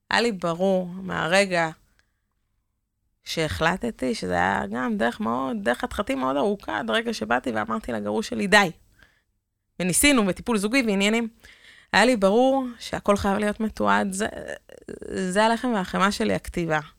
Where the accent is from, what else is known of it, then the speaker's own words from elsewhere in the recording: Kiryat Motzkin, Haifa District, Israel; also born or lived in Netanya; now in Givatayim, Israel; כילדה שגדלה במוצקין